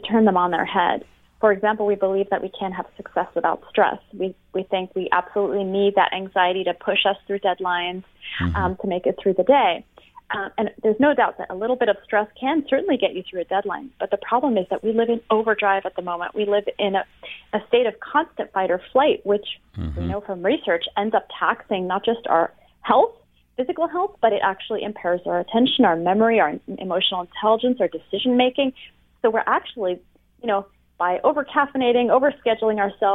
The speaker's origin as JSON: {"language": "English", "country": "France", "moved": "yes", "lives_now": "United States", "said": "I'm from France originally."}